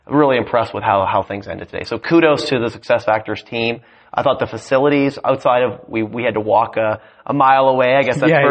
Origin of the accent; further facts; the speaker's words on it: Canada; I'm a dual citizen. I grew up in Canada